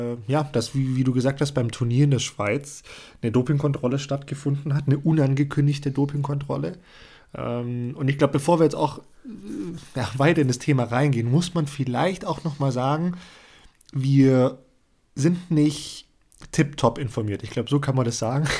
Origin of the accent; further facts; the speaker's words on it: Germany; bei uns in Deutschland